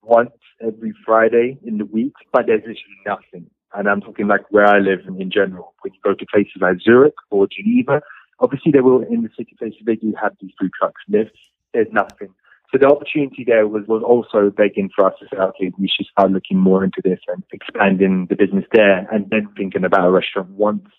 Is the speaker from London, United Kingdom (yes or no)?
yes; London, United Kingdom; now in Switzerland; I'm also from London.